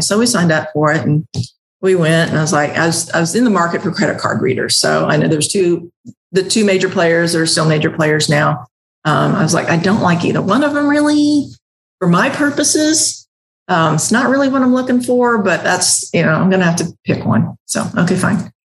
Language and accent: English; the Ozarks, Southwest Missouri, United States; accent: twang; born and raised in Southwest Missouri um, in the Ozarks. So I got a little bit of a twang